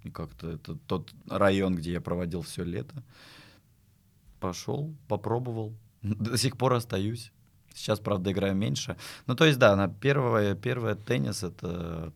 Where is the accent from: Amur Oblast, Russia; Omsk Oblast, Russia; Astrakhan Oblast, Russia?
Astrakhan Oblast, Russia; Astrakhan; moved away as an adult; also born or lived in Saint Petersburg; в Астрахане, в родном городе